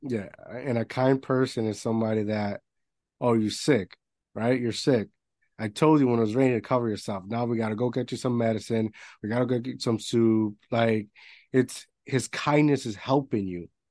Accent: Puerto Rico; moved away; I grew up in Puerto Rico, so it's an island

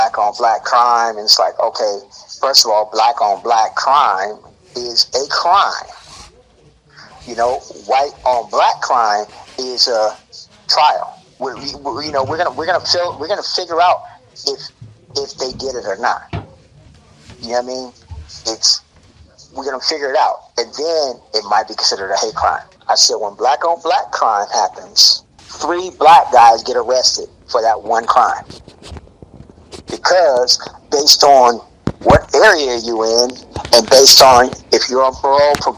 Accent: Alabama, United States; where my mom lives, where I was born in Alabama.

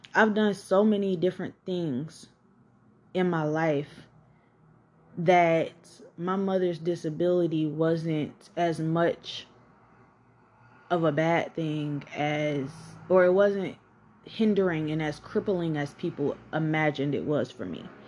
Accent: College Park, Georgia, United States; also born or lived in Atlanta, Georgia; I grew up in College Park, Georgia

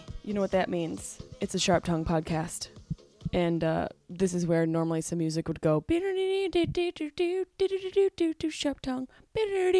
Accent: Syracuse, New York, United States; I'm recording to you guys live from the swanky house I grew up in Syracuse, New York. Right now I'm in my old bedroom.

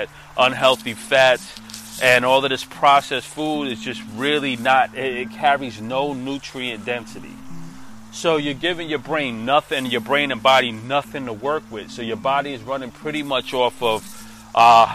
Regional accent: New York, United States; I'm a New Yorker

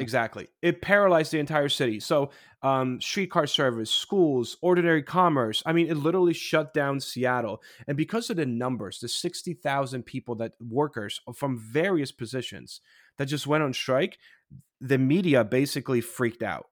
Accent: Poland; moved away; when I was growing up in Poland in the 80s

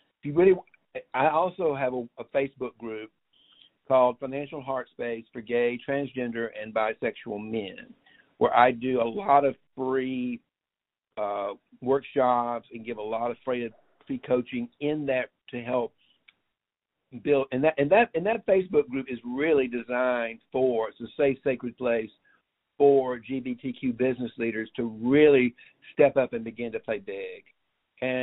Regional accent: United States; as an American

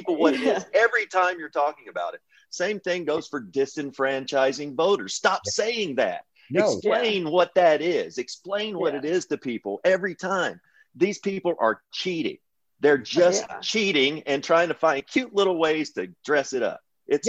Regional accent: Kentucky, United States; I'm from Kentucky.

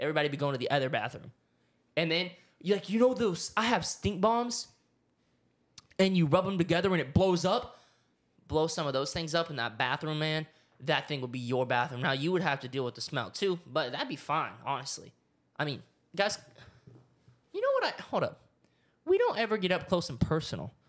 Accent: Oklahoma, United States; I grew up in Oklahoma. I was a small town boy

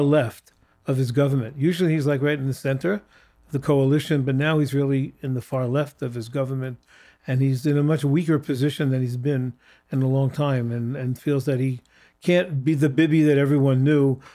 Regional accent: United States; as an American Jew

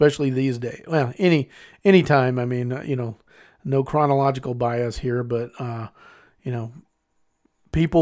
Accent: Mississippi Delta, United States; I grew up in the Mississippi Delta.

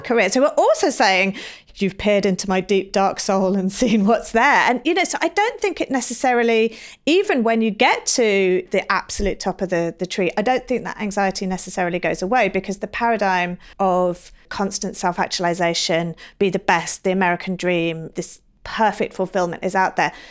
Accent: England, United Kingdom; now in United States; I'm from England

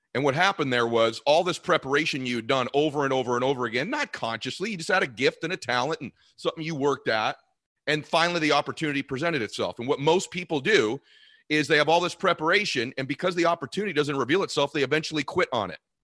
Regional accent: Boston, Massachusetts, United States; moved away as an adult; now in Los Angeles, United States; we're both from Boston area

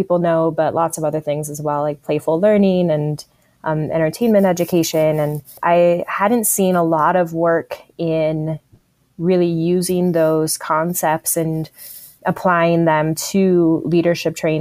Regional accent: Tucson, Arizona, United States; Tucson, Arizona, my hometown

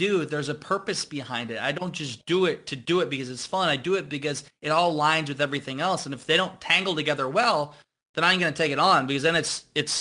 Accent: Iowa, United States; growing up in Iowa

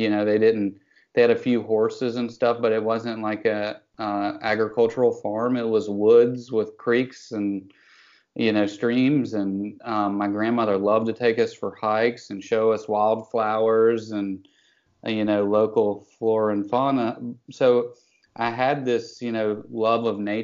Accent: Western North Carolina, United States; I grew up in Western North Carolina

